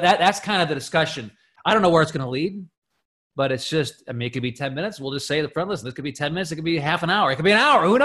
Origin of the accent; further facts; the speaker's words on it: Bentonville, Arkansas, United States; I'm from Bentonville, Arkansas